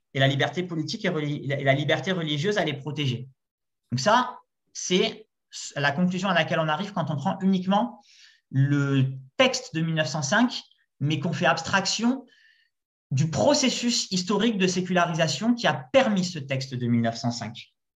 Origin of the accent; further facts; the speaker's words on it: Marseille, Provence-Alpes-Côte d'Azur, France; je viens de Marseille